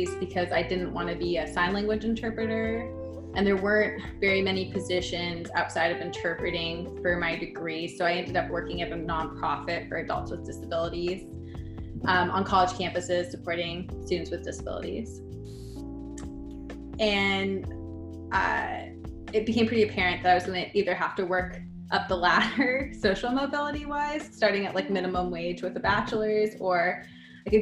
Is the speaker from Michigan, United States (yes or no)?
no; Burbank, California, United States; first language English; also born or lived in Pasadena; I was born in Pasadena, grew up in Burbank.